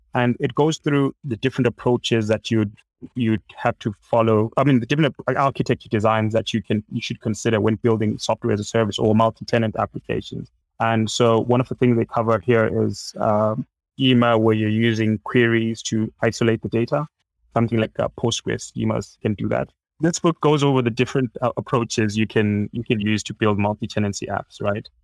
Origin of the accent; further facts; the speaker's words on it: Zimbabwe; I'm from Zimbabwe